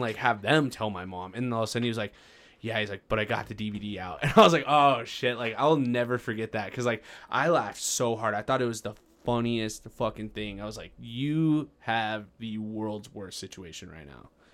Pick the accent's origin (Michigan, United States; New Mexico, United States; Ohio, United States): New Mexico, United States; Farmington; I grew up in Farmington, and it was one of the first, uh, or we were part of the first classes, uh, in middle school that received laptops.